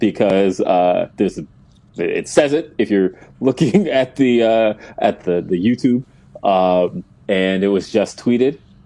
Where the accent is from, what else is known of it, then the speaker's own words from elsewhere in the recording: Denver, Colorado, United States; I'm from Denver, right? So, as you can see, repping my Denver hoodie. I'm from Denver.